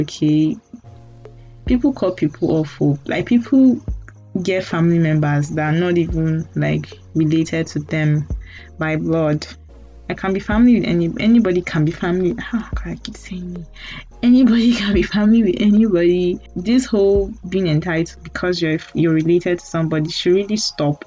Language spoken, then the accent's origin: English; Nigeria; as a Nigerian